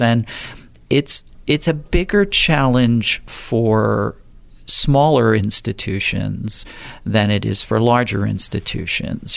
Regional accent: southern New Jersey, United States; moved away as an adult; also born or lived in Philadelphia area, Pennsylvania / San Diego County, California; now in Napa, United States; I'm originally from the East Coast, was born and raised in, uh, southern New Jersey.

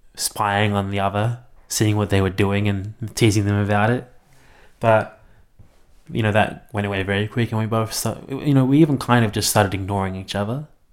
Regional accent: Melbourne, Victoria, Australia; moved away as an adult; now in Canberra, Australia; I'm from Melbourne, I lived there all my life and I just moved to Canberra about three weeks ago.

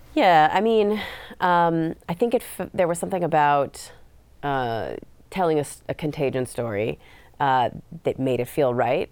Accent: California, United States; I grew up in California.

